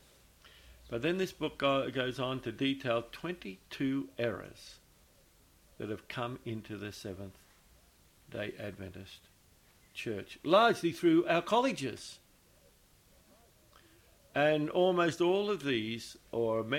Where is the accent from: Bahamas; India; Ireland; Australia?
Australia; I'm an Australian